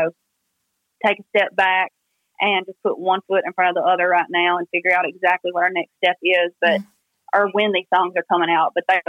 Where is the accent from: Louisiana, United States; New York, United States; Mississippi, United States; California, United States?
Louisiana, United States; Baskin; moved away as an adult; now in Nashville, United States; I made the official move from Baskin to Nashville